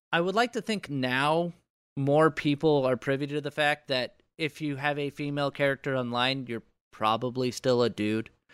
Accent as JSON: {"language": "English", "country": "United States", "said": "part of being an American is just having thousands upon thousands of dollars in debt"}